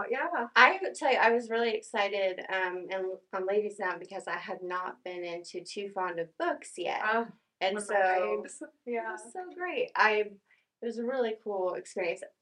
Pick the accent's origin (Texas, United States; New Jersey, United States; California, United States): Texas, United States; north of Dallas; also born or lived in Tulsa, Oklahoma; now in Tahlequah, United States; born in Tulsa and raised north of Dallas, and um, moved around the country and decided over the summer to relocate to Tahlequah